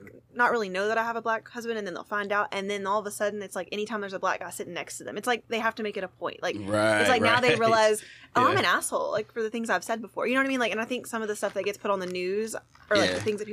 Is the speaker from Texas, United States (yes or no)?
yes; Bridge City, Texas, United States; I'm from Bridge City.